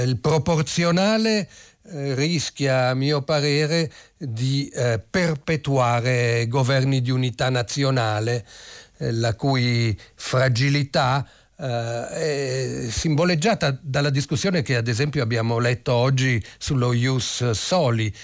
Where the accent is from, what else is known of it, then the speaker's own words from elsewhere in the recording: Italy; cittadino italiano con un nome un po' strano che arrivò da bambino all'età di tre anni